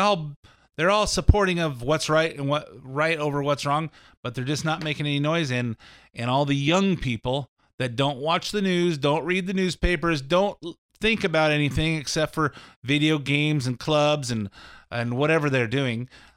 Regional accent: California, United States; I was born in California. I've lived here all my life.

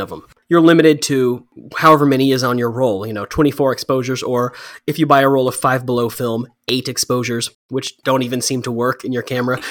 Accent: Texas, United States; moved away as an adult; now in Thailand; I grew up in Texas

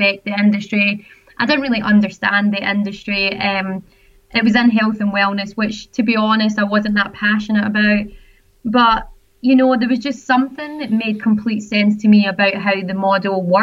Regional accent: Scotland, United Kingdom; now in Sydney, Australia; I am originally from Scotland, so some people call me a Scozzy.

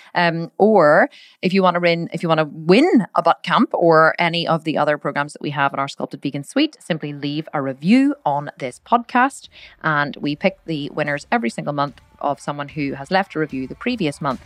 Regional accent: Ireland; We're both Irish

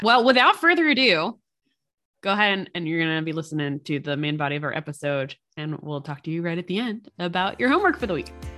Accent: East Coast, United States; I'm from the East Coast

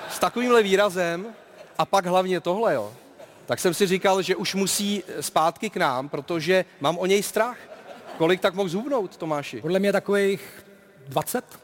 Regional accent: Prague, Czechia; jsem rodák ze Žižkova.

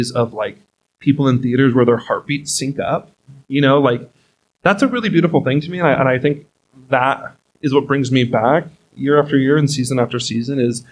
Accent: Los Banos, California, United States; now in Reno, United States; my hometown of Los Banos, California has a community theater

